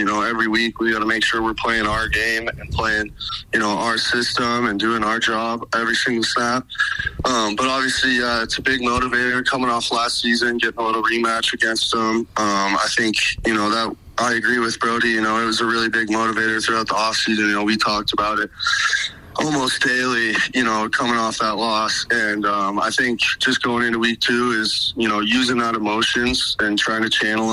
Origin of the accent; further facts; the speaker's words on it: Bozeman, Montana, United States; I was obviously growing up in Bozeman, Montana.